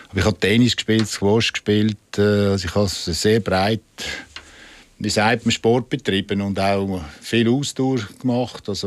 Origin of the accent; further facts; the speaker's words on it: Zurich, Switzerland; Aber mit den Bündner war es wirklich lässig auch als Zürcher.